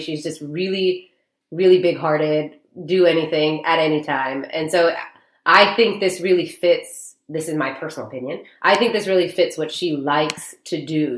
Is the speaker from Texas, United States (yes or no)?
yes; Dallas, Texas, United States; I was born and raised in Dallas.